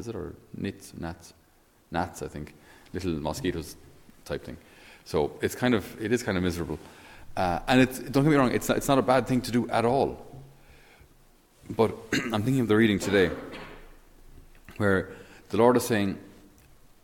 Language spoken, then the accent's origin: English; Ireland; us as Irish